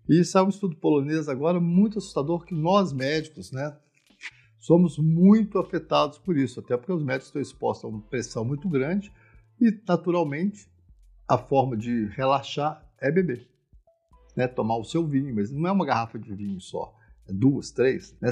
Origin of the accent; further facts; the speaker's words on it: Minas Gerais, Brazil; Eu sou mineiro, a cidade dos bares, onde nós sempre bebemos